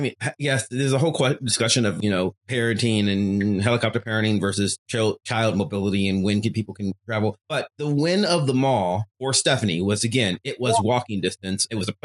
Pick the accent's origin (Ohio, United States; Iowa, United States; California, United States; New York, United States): Ohio, United States; Cleveland; moved away as an adult; now in Pittsburgh, United States; we're in Pittsburgh. I grew up in Cleveland.